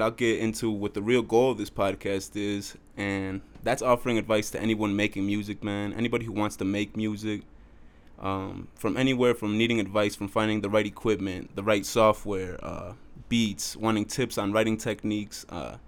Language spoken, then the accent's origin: English; Beloit, Wisconsin, United States; also born or lived in Jiménez, Chihuahua, Mexico; Me and my two brothers had moved into a women's shelter with my mother in Beloit, Wisconsin